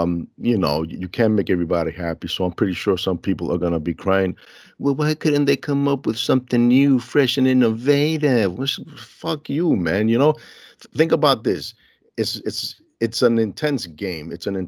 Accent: Elmhurst, United States; I was born and raised in Elmhurst, so it's a similar smell, you know?

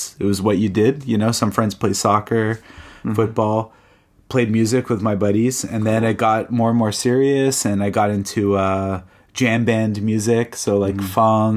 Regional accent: Canada; I'm from Southern Canada

